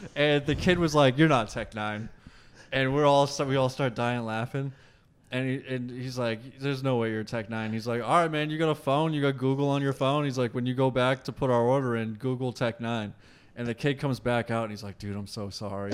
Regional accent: Massachusetts, United States; We're all from Massachusetts

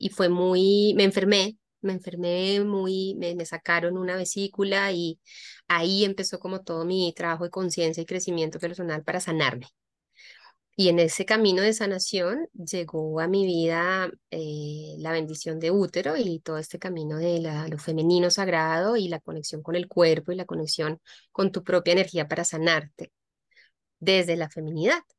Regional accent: Colombia; moved away; also born or lived in Europe; soy colombiana de nacimiento, eh, vivo, he vivido mucho tiempo también en, en Europa

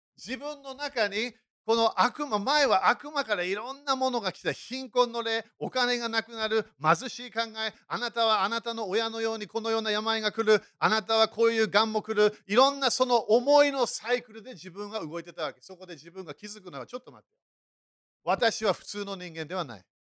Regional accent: United Kingdom; moved away; そして私、イギリス人だからね

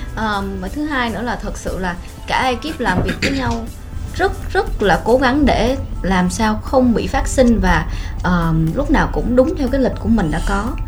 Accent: Vietnam; mình là người Việt Nam

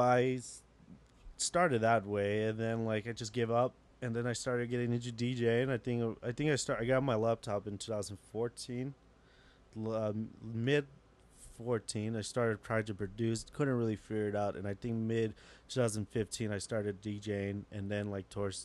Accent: Salt Lake City, Utah, United States; I'm a guy from Salt Lake City, Utah

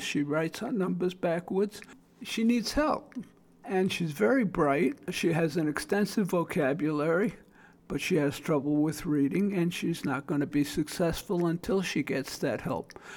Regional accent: New York City, New York, United States; accent: Brooklyn; now in South Florida, United States; The 40 years of living in South Florida, I still maintain my Brooklyn accent

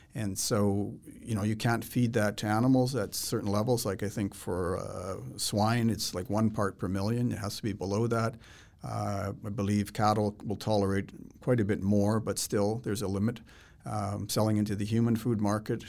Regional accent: Manitoba, Canada; now in Saskatchewan, Canada; When I was a kid growing up in Manitoba

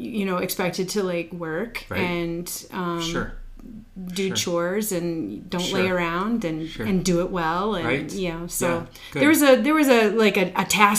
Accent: South Dakota, United States; also born or lived in Yankton; Pretty much raised East River, but we moved a lot.

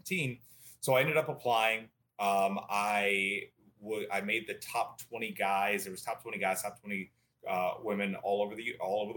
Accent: Northern Virginia, United States; moved away as an adult; now in San Diego, United States; I grew up in Northern Virginia

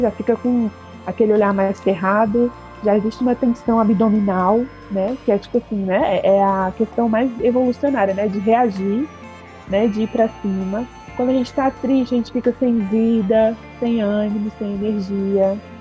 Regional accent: Brasília, Federal District, Brazil; moved away as an adult; also born or lived in Recife; Eu sou de Brasília

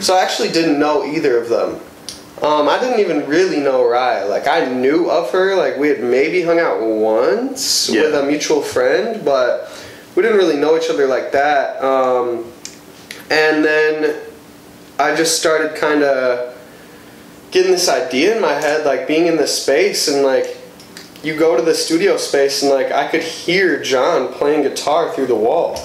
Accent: Madison, Wisconsin, United States; now in Milwaukee, United States; I grew up 18 years in Madison

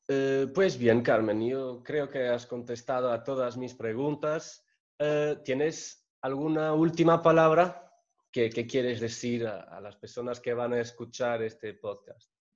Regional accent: Portugal; Spanish is a second language; yo que soy portugués

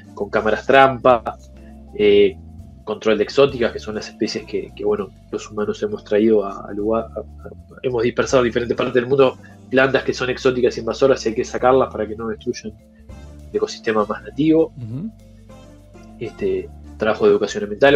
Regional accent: Colonia and Acevedo Díaz, Montevideo, Uruguay; alguien totalmente citadino como yo, que me crié en Colonia y Acevedo Díaz, al lado del túnel, hasta los 12 años

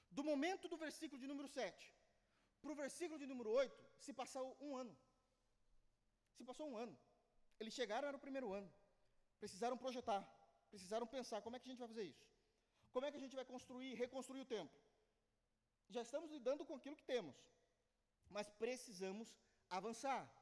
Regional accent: Brazil; eu sou brasileiro

